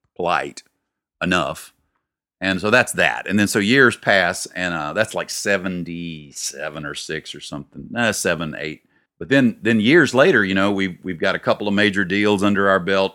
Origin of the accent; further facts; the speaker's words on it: Hattiesburg, Mississippi, United States; moved away as an adult; also born or lived in Austin, Texas / Franklin, Tennessee; I was born and raised in Hattiesburg